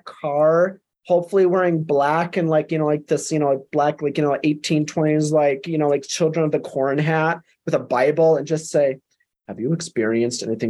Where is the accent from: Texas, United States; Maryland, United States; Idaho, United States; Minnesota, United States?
Minnesota, United States; southern; also born or lived in Blue Earth, Minnesota; now in Colorado, United States; growing up in Minnesota